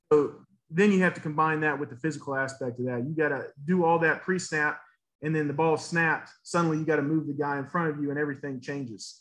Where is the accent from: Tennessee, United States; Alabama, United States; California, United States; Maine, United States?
Tennessee, United States; Nashville; moved away as an adult; also born or lived in Brentwood, Tennessee / Atlanta, Georgia; I was raised in Nashville. Those are my roots.